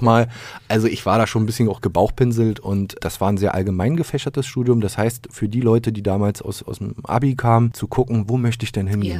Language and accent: German; Berlin, Germany; moved away as an adult; also born or lived in Magdeburg; als Berliner